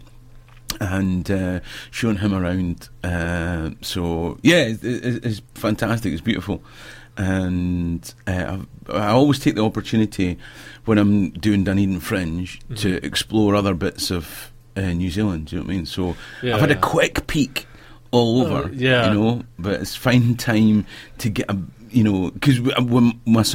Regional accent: Perth, Scotland, United Kingdom; I'm from Perth, and Scone, you know, where Scottish kings were crowned, is just outside

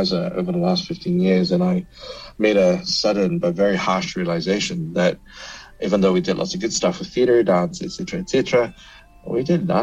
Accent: Kuala Lumpur, Malaysia; now in Auckland, New Zealand; I grew up in Kuala Lumpur and moved here to Auckland in 2005.

